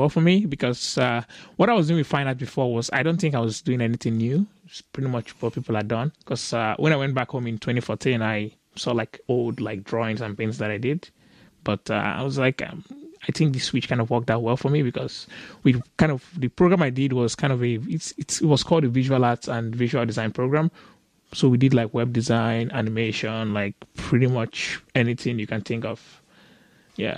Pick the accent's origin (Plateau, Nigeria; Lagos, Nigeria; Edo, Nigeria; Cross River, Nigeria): Lagos, Nigeria; I grew up in Lagos, Nigeria